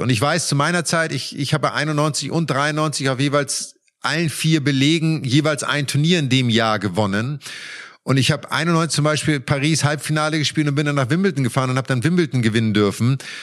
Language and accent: German; Germany; für uns Deutschen, weil wir wir sind auf sehr schnellem Teppichbelag im Winter aufgewachsen